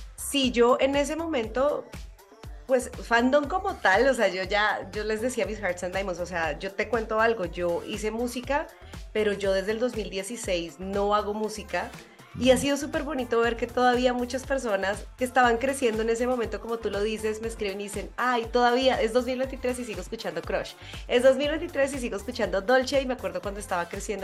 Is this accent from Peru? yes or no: no; Colombia; moved away as an adult; now in Mexico City, Mexico; soy colombiana, pero vivo aquí desde hace ya casi cinco años